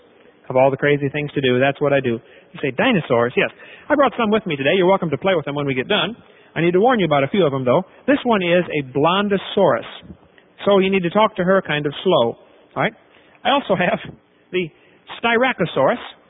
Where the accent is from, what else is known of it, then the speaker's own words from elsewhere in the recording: East Peoria, Illinois, United States; I was raised in East Peoria, Illinois